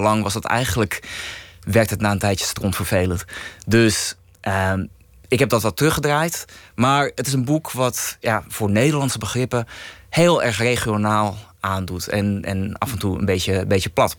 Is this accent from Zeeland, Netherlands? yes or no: no; Heemskerk, North Holland, Netherlands; accent: Kennemerlands; ik kom zelf uit Heemskerk. Dat eh, ligt in Kennemerland. En ja, ik kan een klein beetje Kennemerlands praten